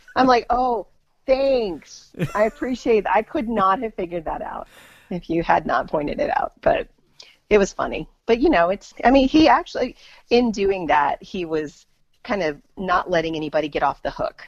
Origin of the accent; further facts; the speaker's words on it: United States; as an American